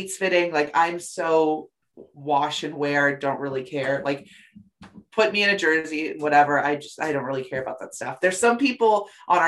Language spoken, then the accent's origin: English; Oxnard, California, United States; moved away as an adult; now in Boston, United States; I am originally from Southern California. As I've said, I would do something related to the strawberry fields. If you know Oxnard, where I'm from